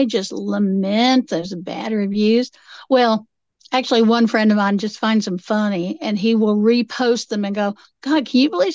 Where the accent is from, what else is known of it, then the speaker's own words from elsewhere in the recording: Appalachia, United States; I'm Appalachian.